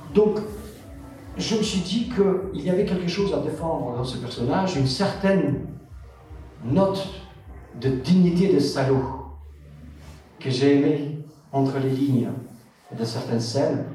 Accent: Kosovo; moved away; je viens du Kosovo, j'ai vécu des guerres, euh, comme toute ma famille

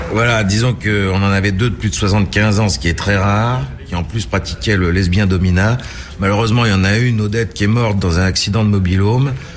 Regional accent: Rennes, Brittany, France; moved away as an adult; now in Lyon, France; Rennes en Bretagne, de là d'où je viens

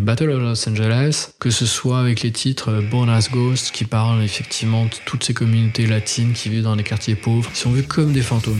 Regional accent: France; on est français

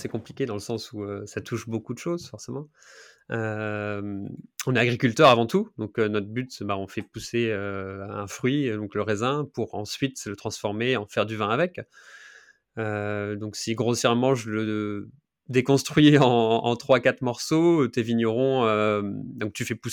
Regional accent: Grand Est, France; car je suis lorrain, donc du nord-est de la France.

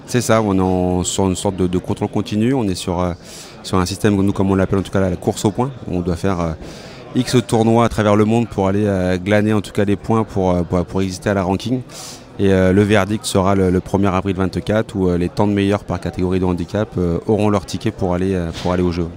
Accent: France; chez nous en France

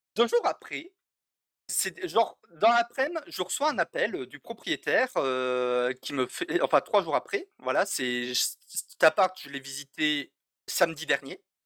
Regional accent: French Basque Country, Nouvelle-Aquitaine, France; moved away as an adult; je suis natif du Pays Basque

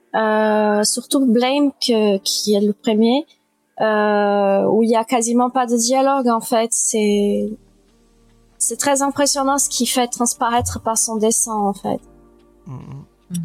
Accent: Brazil; moved away; also born or lived in France; j'ai vécu deux tiers de ma vie au Brésil

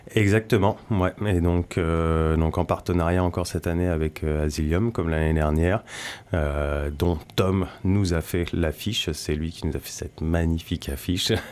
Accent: France; also born or lived in Brittany; now in Landes, France; je suis pas originaire non plus des Landes, je viens de Normandie et de Bretagne

